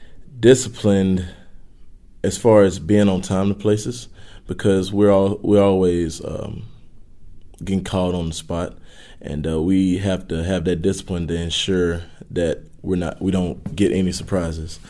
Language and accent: English; Northeast Louisiana, United States; I grew up in Northeast Louisiana.